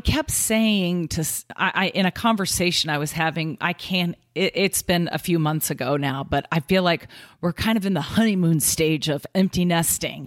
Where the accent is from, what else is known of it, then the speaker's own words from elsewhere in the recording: Kansas City, United States; moved away as an adult; now in Omaha, United States; we came from Kansas City, where we both grew up, all our lives